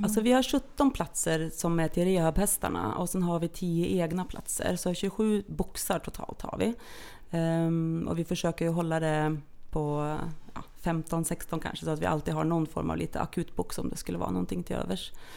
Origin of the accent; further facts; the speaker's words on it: Norway; moved away as an adult; now in Sweden; jag är ju då norsk från början. Så att jag har ju levt mitt första halva liv i Norge